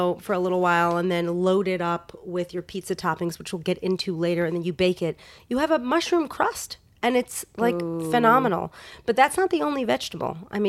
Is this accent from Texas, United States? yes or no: no; New York, United States; now in Los Angeles, United States; I grew up in New York.